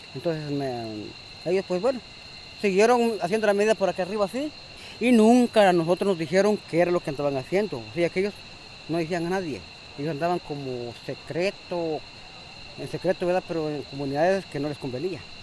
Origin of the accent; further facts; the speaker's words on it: Río Blanco, Intibucá, Honduras; soy nativo de aquí de Río Blanco, Intibucá